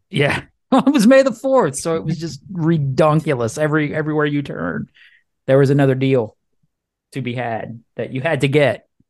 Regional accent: Cajun, Louisiana, United States; I'm a Cajun

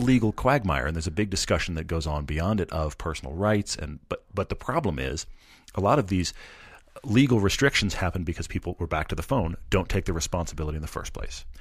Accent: Texas, United States; I'm from Texas, and most of the colleges in Texas, including Baylor, where I went, are in the Big 12

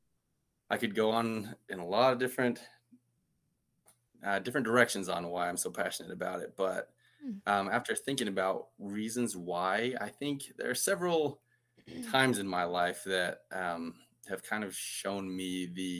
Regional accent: Muleshoe, Texas, United States; I'm actually from a small town called Muleshoe.

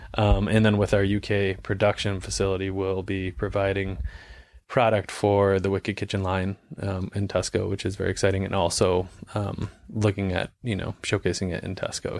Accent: New England, United States; growing up in New England

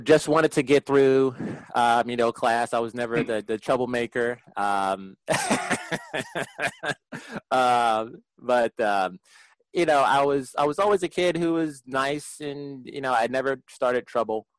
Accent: Prince George's County, Maryland, United States; also born or lived in Washington, D.C.; I, was born in D.C., raised in Prince George's County, just outside of D.C.

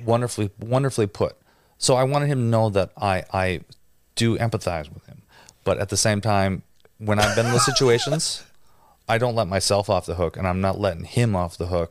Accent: near Green Bay, Wisconsin, United States; I grew up in a small little town and, and, you know, just outside Green Bay

